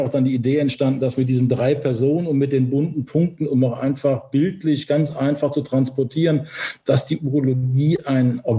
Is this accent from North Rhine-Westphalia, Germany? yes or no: yes; Cologne, North Rhine-Westphalia, Germany; accent: Cologne; dann war es ja auch ein Schritt zurück ins Rheinland, wo ich ja herkomme. Ich komme ja aus Köln. Man hört es wahrscheinlich auch an meinem Kölner Singsang so ein bisschen.